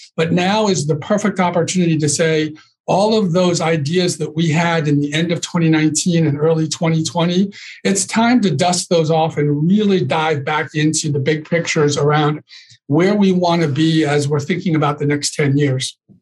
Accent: Northeast, United States; I'm from the Northeast

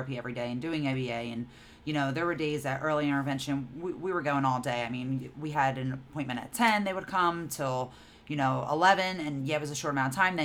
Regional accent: New Jersey, United States; We're from New Jersey

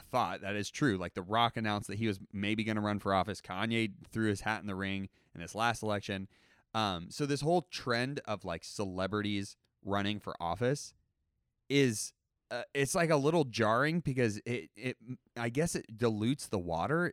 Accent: United States; I'm an American

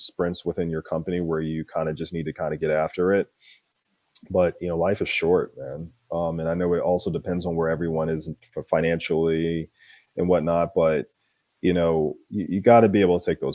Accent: Philadelphia, Pennsylvania, United States; I'm originally from Philly

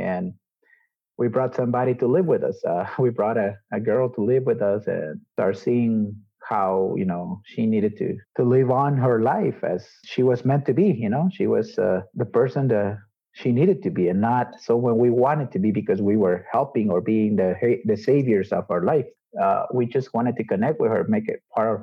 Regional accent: Guatemala; I was born and raised here in Guatemala

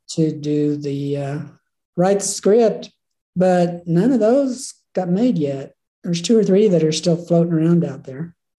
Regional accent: Oklahoma, United States; moved away as an adult; now in Jackson, United States; Grew up in Oklahoma

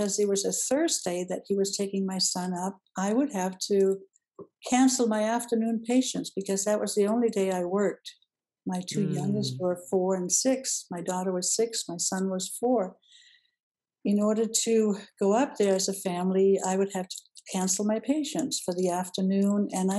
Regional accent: Denmark; moved away as an adult; also born or lived in Downey, California; now in United States; I grew up in Denmark and came to the United States when I was 19.

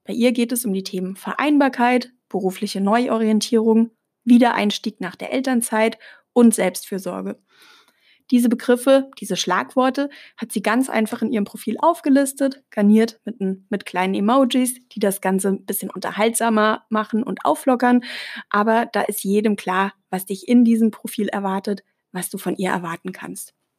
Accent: Germany; als Deutsche

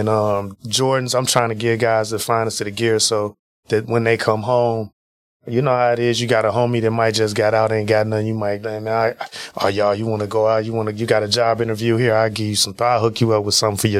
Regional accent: Chicago, Illinois, United States; moved away; also born or lived in Wisconsin; I'm from Chicago, Illinois. Spent a huge part of my life there

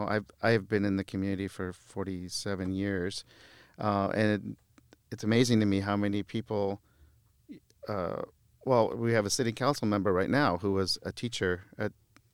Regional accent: Beirut, Beirut Governorate, Lebanon; born there; moved away; I was born in Beirut. {S1} Yes. {S2} We moved here in the mid '70s during a time of civil war in Lebanon, and they always taught us to appreciate where we are and the opportunities that we have here

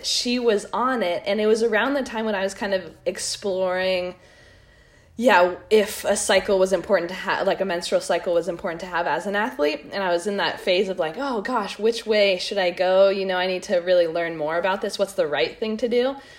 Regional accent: Park City, Utah, United States; also born or lived in Squamish, British Columbia; now in Santa Cruz, United States; I grew up in Park City, Utah, and now I'm in Santa Cruz

